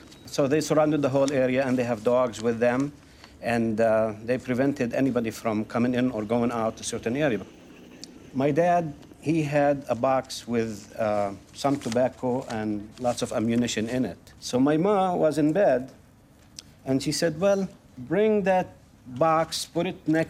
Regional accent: Jerusalem, Palestine; born there; I was born in 1942 in Jerusalem. And the midwife was my aunt. She went to Jerusalem municipality and registered me as

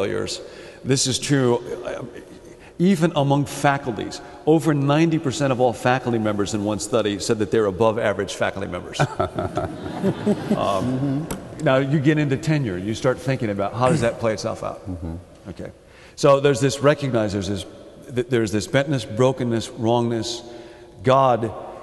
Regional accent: Chicago, Illinois, United States; I come from Chicago

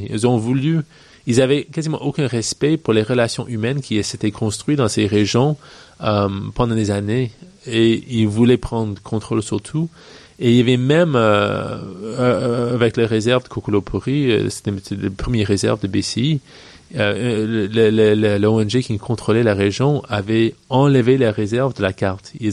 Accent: British Columbia, Canada; also born or lived in Virginia, United States; je suis né euh, en Colombie-Britannique. Ma mère est américaine, mon père est québécois, mais de la Gaspésie. Et j'ai grandi entre le Canada et les États-Unis.

